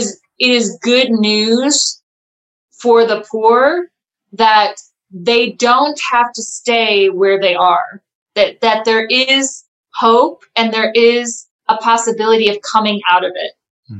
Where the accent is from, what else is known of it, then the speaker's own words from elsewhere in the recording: United States; now in South Africa; coming from America, when I came from America to South Africa, it was a huge culture shock for me.